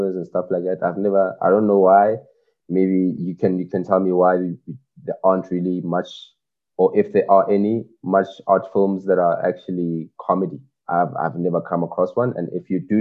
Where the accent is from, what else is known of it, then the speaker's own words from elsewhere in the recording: Ga-Rankuwa, Gauteng, South Africa; I'm from Karankuwa in Pretoria